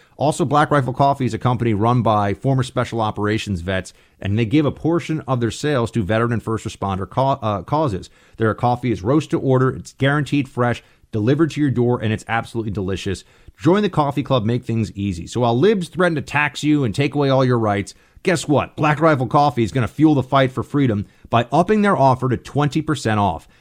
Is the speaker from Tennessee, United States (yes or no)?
no; New York City, New York, United States; I grew up in New York City